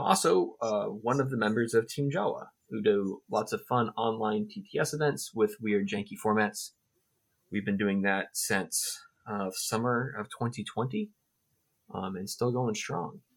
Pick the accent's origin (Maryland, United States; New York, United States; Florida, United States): Florida, United States; Central; moved away as an adult; also born or lived in Atlanta, Georgia; now in Orlando, United States; I, I, was born and raised pretty close to Central Florida. Lived in Atlanta for um, past 10, 12 years